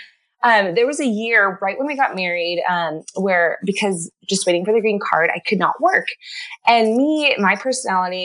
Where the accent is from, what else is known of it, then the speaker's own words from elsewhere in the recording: Canada; moved away as an adult; also born or lived in California; I'm from Canada. I'm not actually American. I'm married American. So I grew up in a Christian home up in Canada